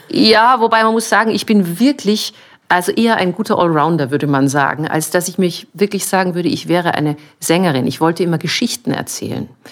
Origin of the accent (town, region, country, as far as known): Munich, Bavaria, Germany; born or raised there; now in Vienna, Austria